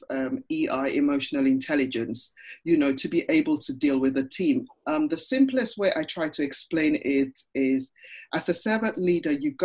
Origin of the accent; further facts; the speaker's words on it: Ghana; moved away; I'm part of a networking group for people of Ghanaian origin, because hey, I'm from Ghana and I'm part of that originally